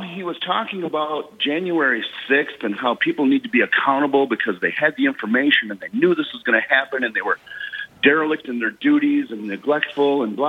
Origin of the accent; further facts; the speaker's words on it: Wyoming, United States; I'm from Wyoming. We're a state where we're free of Liz Cheney